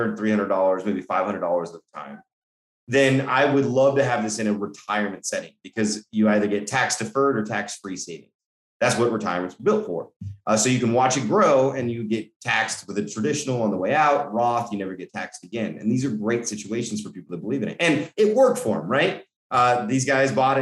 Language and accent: English; Colorado, United States; I'm from Colorado, middle America kid